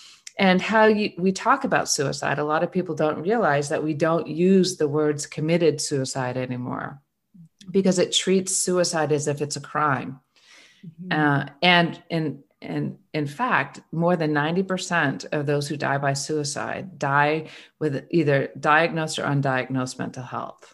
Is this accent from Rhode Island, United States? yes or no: no; Vermont, United States; I was born and raised in Vermont